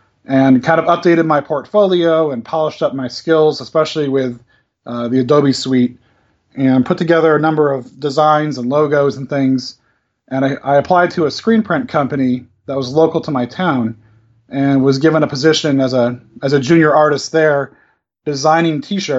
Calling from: Aiken, South Carolina, United States; I'm calling from Aiken, South Carolina in the United States.

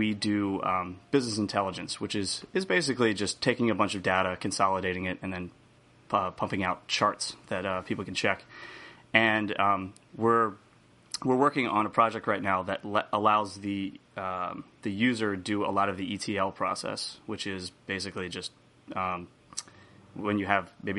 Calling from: Ocean City, New Jersey, United States; I'm broadcasting from Ocean City, New Jersey

